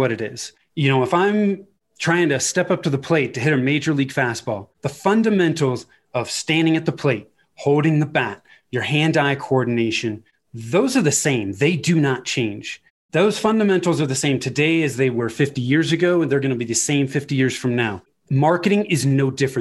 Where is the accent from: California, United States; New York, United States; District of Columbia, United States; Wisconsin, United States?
California, United States; Northern; moved away as an adult; now in Denver, United States; I was born and raised in Northern California. My wife and I moved to Denver in 2008